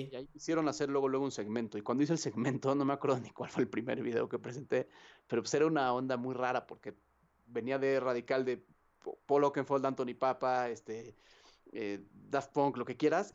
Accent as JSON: {"language": "Spanish", "country": "Mexico", "said": "nosotros, la neta, como mexicanos"}